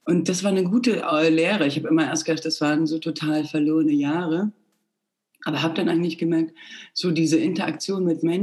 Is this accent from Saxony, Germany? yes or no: yes; Plauen, Saxony, Germany; also born or lived in Bulgaria; now in Munich, Germany; Nee, in Plauen. Nee. Also ich bin in Bulgarien geboren.